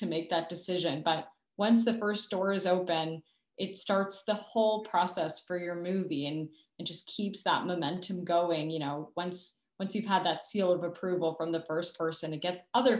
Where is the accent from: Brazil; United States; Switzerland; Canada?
Canada; a Canadian filmmaker